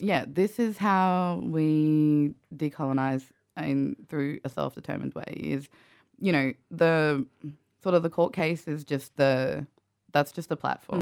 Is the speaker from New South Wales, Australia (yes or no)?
no; Central Queensland, Australia; I grew up in Kalkaki, Central Queensland